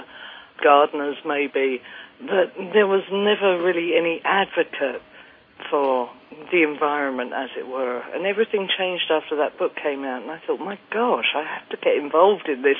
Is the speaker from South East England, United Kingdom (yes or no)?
yes; Kent, South East England, United Kingdom; I grew up in the Kent countryside in England